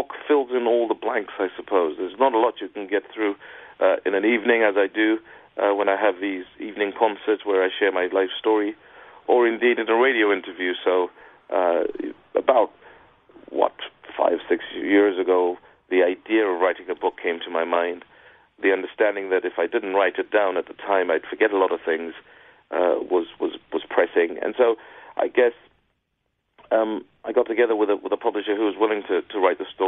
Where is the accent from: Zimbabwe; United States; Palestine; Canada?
Zimbabwe; moved away as an adult; also born or lived in Zambia; now in United Kingdom; from when I was born in Zambia in 1976 through to growing up in Zimbabwe